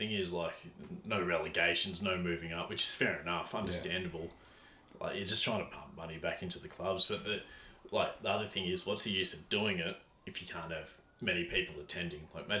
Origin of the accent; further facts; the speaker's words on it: Melbourne, Victoria, Australia; also born or lived in Sydney; I was, like, born in Carlton, moved to Sydney, came back, lived in Preston.